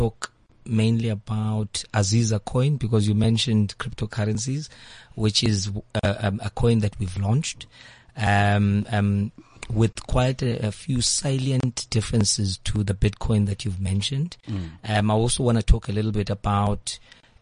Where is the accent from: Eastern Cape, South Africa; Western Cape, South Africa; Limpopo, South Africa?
Eastern Cape, South Africa; I am from the Eastern Cape